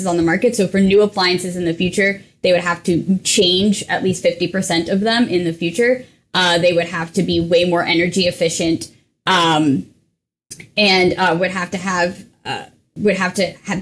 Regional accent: New England, United States; I'm also originally from New England

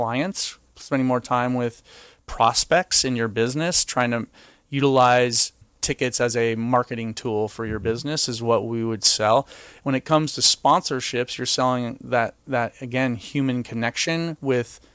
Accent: Bay Area, California, United States; also born or lived in Michigan; I grew up in the Bay Area, went to Michigan, and went back to the Bay Area after I graduated

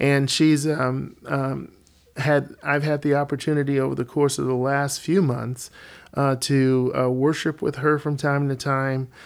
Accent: Alabama, United States; moved away as an adult; now in Colorado, United States; I was born and raised in Alabama and then the Lord, uh, moved Alicia and me to Colorado where we've been for the last twenty-five years

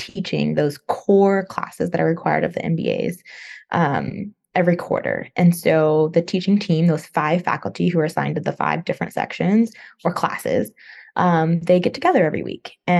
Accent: Northern California, United States; moved away as an adult; also born or lived in Los Angeles, California / Chapel Hill, North Carolina; now in Virginia, United States; I'm from California. Grew up there, Northern California, but then I also lived in Southern California for a while, in LA area

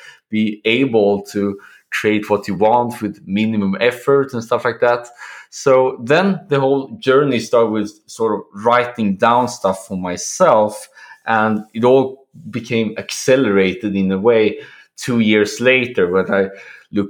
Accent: Sweden; now in Poland; currently situated in Poland, but I'm originally from Sweden

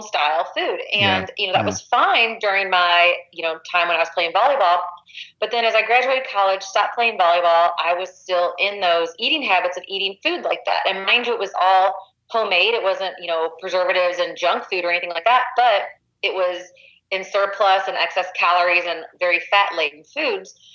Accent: Missouri, United States; I grew up in a small town about an hour west of St. Louis, and I grew up on a farm.

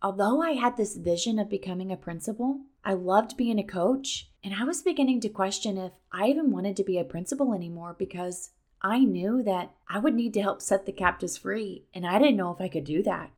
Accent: Missouri, United States; moved away as an adult; now in Florida, United States; I was born and raised in Missouri

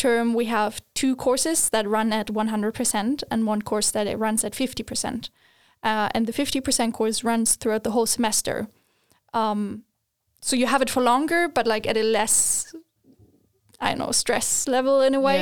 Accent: Germany; moved away as an adult; now in Sweden; I am originally from Germany

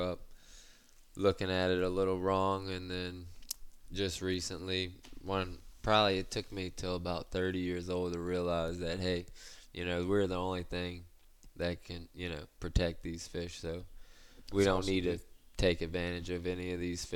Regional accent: Venice, Louisiana, United States; I was born and raised right here in Venice, Louisiana

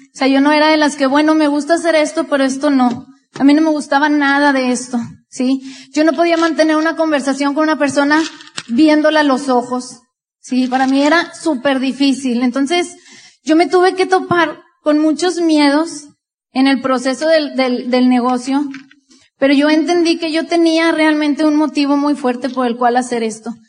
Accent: Monterrey, Nuevo León, Mexico; también de Monterrey, Nuevo León

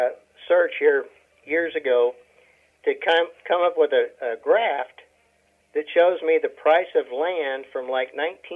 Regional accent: Nebraska, United States; now in Oklahoma, United States; I came from Nebraska, where you're looking at 18 to 20 acres per cow-calf unit. I come down to Oklahoma, and they're talking 3 to 4 acres per cow-calf unit.

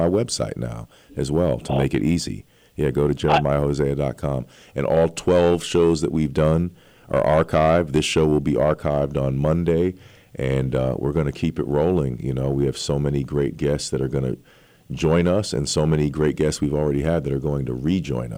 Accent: New York City, New York, United States; I am a New Yorker, I was born and raised here.

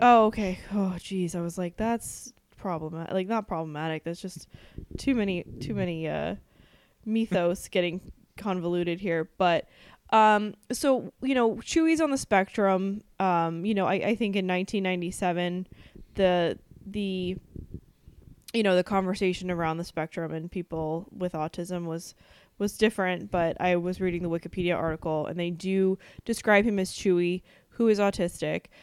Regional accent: New England, United States; we're from New England

